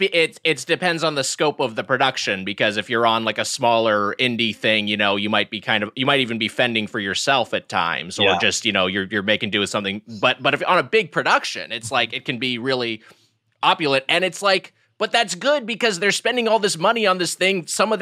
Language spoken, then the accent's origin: English; Long Beach, California, United States; From the Long Beach area. And I also went to UCLA.